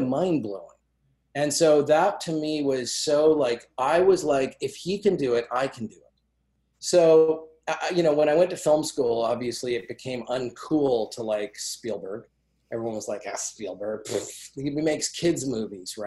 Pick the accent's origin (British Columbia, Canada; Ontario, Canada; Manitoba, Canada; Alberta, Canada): Alberta, Canada; Calgary; I grew up in Calgary.